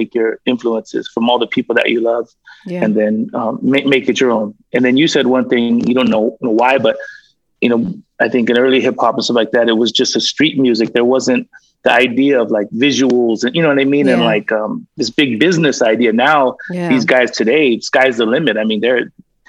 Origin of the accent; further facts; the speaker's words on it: San Diego, California, United States; I'm from San Diego